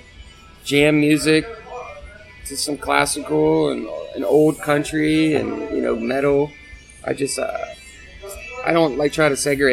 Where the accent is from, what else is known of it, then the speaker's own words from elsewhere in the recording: Jacksonville, Florida, United States; we're all from Jacksonville